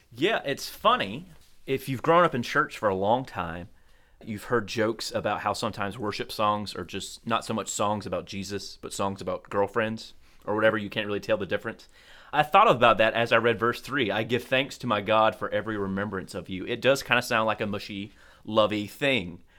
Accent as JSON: {"language": "English", "town": "Colquitt", "region": "Georgia", "country": "United States", "tie": "born or raised there", "said": "growing up in Colquitt, we didn't really have winter"}